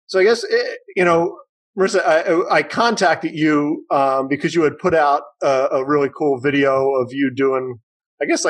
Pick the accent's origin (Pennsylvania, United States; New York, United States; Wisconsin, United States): Pennsylvania, United States; Philadelphia; moved away; I grew up in Philadelphia in the inner city